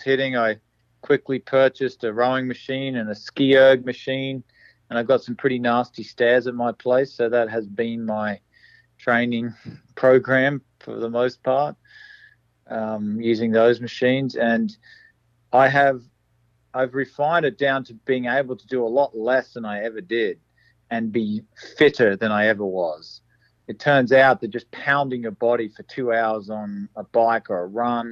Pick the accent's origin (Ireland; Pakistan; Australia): Australia; Toowoomba, Queensland; now in United States; my hometown Toowoomba